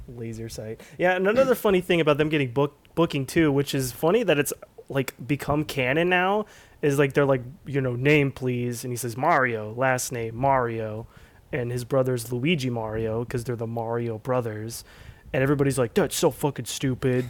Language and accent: English; Southern California, United States; I was born in Southern California